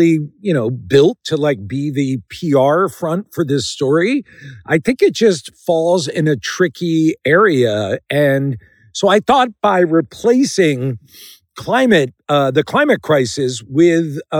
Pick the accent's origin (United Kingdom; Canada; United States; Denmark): United States; Philadelphia, Pennsylvania; outside Philadelphia, where I'm from